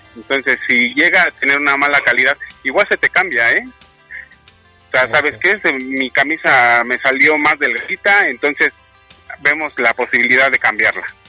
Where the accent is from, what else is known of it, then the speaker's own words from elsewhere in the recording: Mexico City, Mexico; De la Ciudad de México